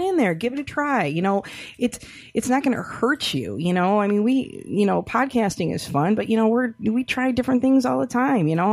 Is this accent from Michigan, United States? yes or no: yes; Rochester, Michigan, United States; my hometown, so shout out to Rochester, you know, Michigan